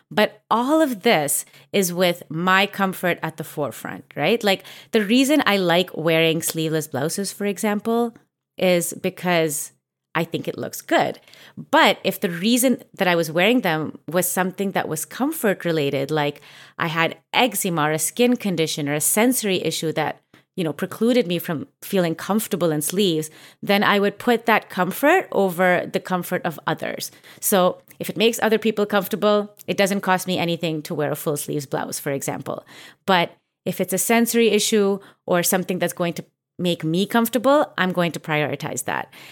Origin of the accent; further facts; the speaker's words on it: Mumbai, Maharashtra, India; born there; I was born in Mumbai, and I know so many people who pride themselves for having an accent influenced by the British.